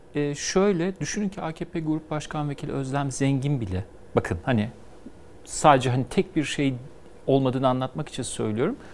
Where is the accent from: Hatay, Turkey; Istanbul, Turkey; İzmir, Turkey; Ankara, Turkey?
Istanbul, Turkey; Ben İstanbul'da muhafazakarların yaşadığı bir mahallede büyüdüm.